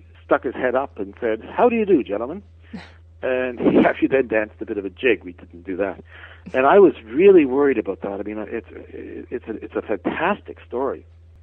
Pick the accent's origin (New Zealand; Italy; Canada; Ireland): Canada; as a Canadian